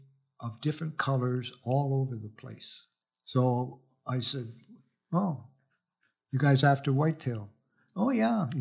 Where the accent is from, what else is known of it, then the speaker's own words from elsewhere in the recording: Winnipeg, Manitoba, Canada; I was growing up in Winnipeg, it's an interesting province